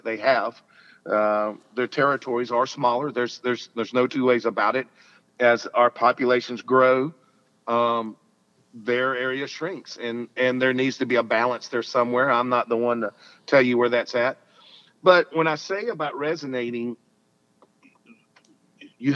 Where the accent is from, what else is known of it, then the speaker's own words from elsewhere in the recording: Alabama, United States; I'm a Southern boy. I'm from Alabama